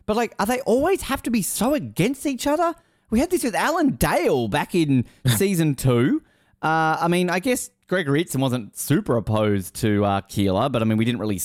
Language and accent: English; Australia; I'm Australian. I shouldn't be allowed to be president.